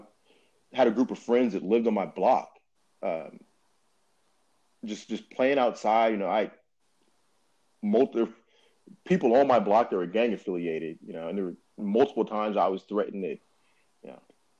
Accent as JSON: {"language": "English", "town": "Inglewood", "region": "California", "country": "United States", "tie": "born or raised there", "said": "growing up in Inglewood"}